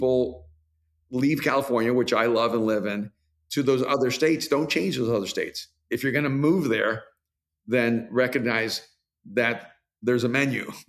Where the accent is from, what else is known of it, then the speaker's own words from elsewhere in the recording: El Salvador; moved away; I'm from El Salvador, so we use the word nieve for ice cream and snow